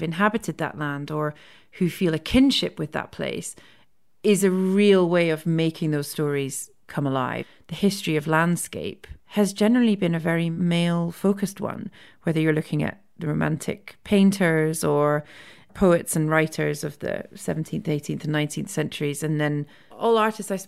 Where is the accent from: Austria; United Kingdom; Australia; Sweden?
United Kingdom; Scotland; also born or lived in India; my experiences of being Scottish